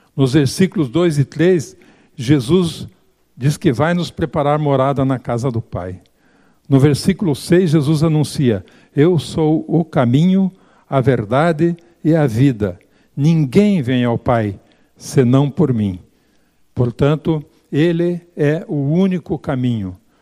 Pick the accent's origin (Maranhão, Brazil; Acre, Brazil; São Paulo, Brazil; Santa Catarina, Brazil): Santa Catarina, Brazil; Videira; also born or lived in Joinville; lá da minha terra, lá de Videira